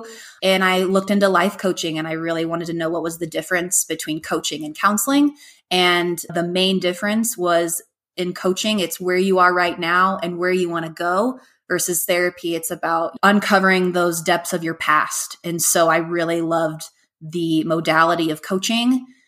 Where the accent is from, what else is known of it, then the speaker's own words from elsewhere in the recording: Hawaii, United States; born there; So as I mentioned earlier, I was born in Hawaii, and that's always been a childhood dream to live there.